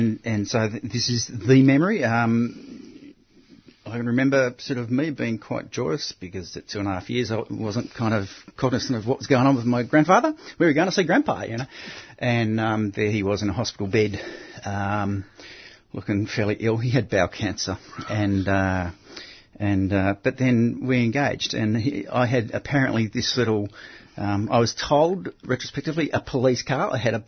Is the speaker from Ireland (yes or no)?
no; Altona, Victoria, Australia; I was born in Altona.